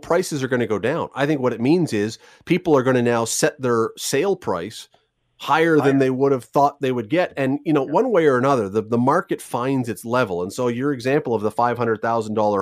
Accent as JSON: {"language": "English", "town": "Toronto", "region": "Ontario", "country": "Canada", "tie": "born or raised there", "said": "I grew up in Toronto"}